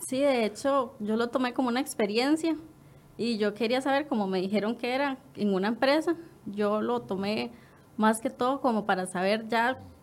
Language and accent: Spanish; Quepos, Puntarenas, Costa Rica; yo soy de Quepos